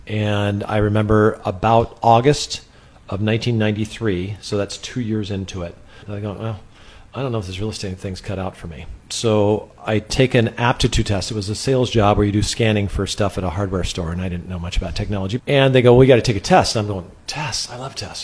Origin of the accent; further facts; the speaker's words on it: Sun Valley, Idaho, United States; moved away as an adult; now in San Luis Obispo County, United States; I grew up in Sun Valley, Idaho